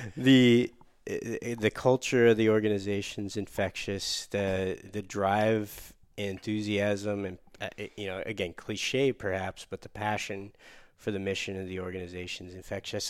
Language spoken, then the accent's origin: English; Michigan, United States; Michigan, my home state